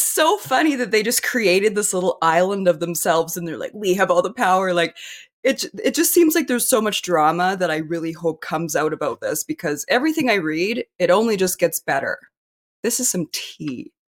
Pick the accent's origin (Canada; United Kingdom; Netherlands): Canada; I was born here. I'm Canadian